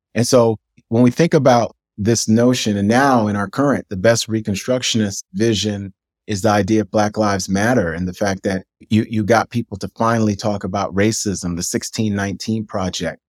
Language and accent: English; New York City, New York, United States; growing up in New York City in the nineteen eighties